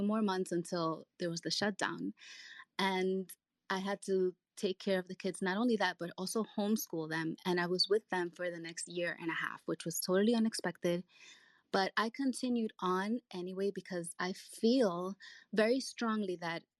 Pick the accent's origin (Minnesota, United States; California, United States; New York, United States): New York, United States; New York City; also born or lived in Dominican Republic; I was born in the Dominican Republic and I came here when I was 6 years old with my family. I grew up in New York City